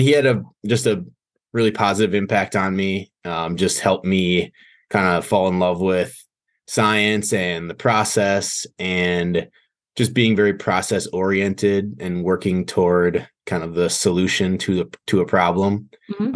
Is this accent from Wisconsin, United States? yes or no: yes; Green Bay, Wisconsin, United States; I was born and raised in Green Bay, Wisconsin